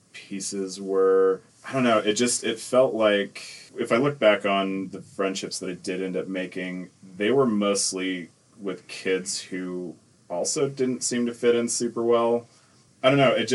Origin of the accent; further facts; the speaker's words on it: Salt Lake City, Utah, United States; also born or lived in Nephi, Utah / Orem, Utah; I've from Salt Lake, because that's where I spent most of my life. But I was from Nephi for 5 years-ish